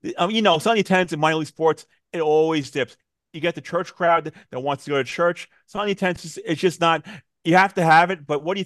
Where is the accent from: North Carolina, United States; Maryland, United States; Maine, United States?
North Carolina, United States; Raleigh; I'm from Raleigh